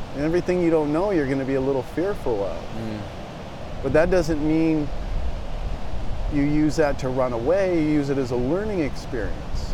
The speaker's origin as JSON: {"language": "English", "town": "Del Mar", "region": "California", "country": "United States", "tie": "born or raised there", "said": "I grew up in Del Mar"}